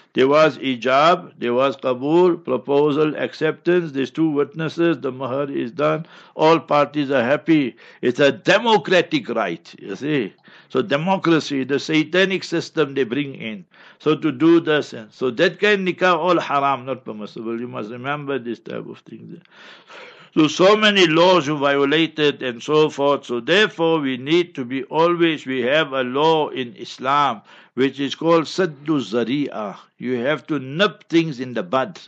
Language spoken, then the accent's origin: English; Heidelberg, Gauteng, South Africa; I grew up in Heidelberg, and my neighbors were Babas and Timols